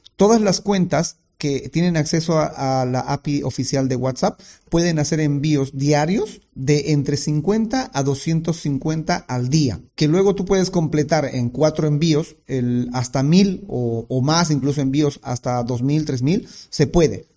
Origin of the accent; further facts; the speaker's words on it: Bolivia; en mi país, que es Bolivia